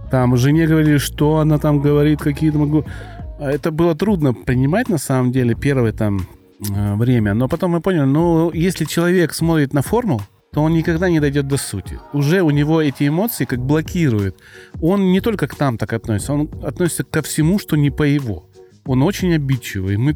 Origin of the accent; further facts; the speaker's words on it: Krasnodar Krai, Russia; accent: soft g; Ну то есть я с Кубани и всем говорю, я кубаноид. Извините, у меня мягко г.